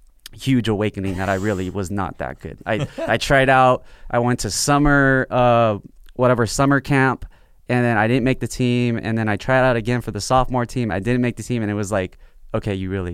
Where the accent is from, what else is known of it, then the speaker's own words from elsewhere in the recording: Harbor City, California, United States; No, I grew up in the South Bay, which is like Harbor City.